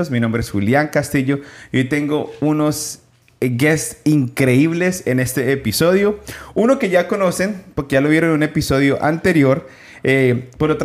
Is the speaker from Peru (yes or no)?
yes; Peru; Yo soy de Perú.